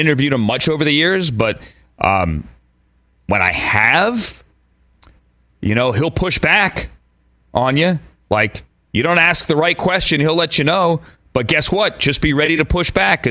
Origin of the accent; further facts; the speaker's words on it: Washington, District of Columbia, United States; also born or lived in Virginia; my hometown, Rockchop, our nation's capital